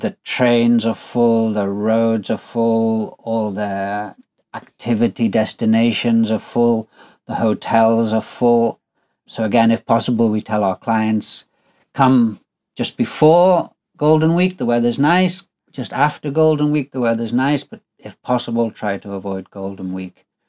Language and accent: English; United Kingdom; now in Kyushu, Japan; as a Brit